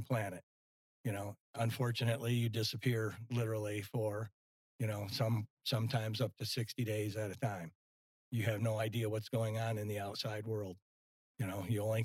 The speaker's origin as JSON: {"language": "English", "town": "Livonia", "region": "Michigan", "country": "United States", "tie": "born or raised there", "also_born_or_lived": "Detroit, Michigan", "moved": "as an adult", "lives_now": "Pine Island, United States", "said": "Born and raised in Livonia, Michigan"}